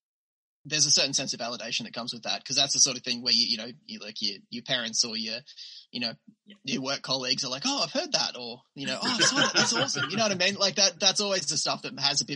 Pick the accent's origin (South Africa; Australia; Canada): Australia; accent: Australian